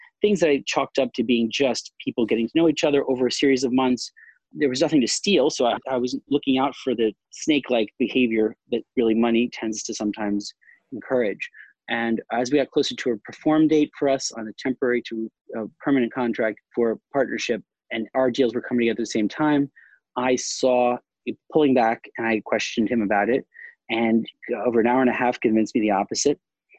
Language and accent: English; New York City, New York, United States; also born or lived in Charlotte, North Carolina / Florida / California / London; I'm from New York originally, New York City specifically, in Long Island. And I spent many years in North Carolina, in Charlotte, North Carolina, Florida. So I've lived all over California, some time in London.